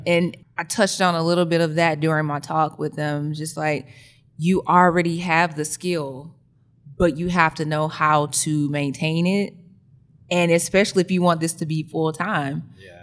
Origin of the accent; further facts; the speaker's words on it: Birmingham, Alabama, United States; moved away as an adult; now in Atlanta, United States; I'm actually from Birmingham, Alabama